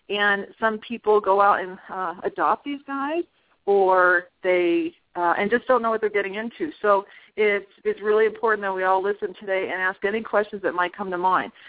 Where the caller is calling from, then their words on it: Prescott Valley, Arizona, United States; I'm calling you from Holistic Veterinary Care and Acupuncture Center here in Prescott Valley, Arizona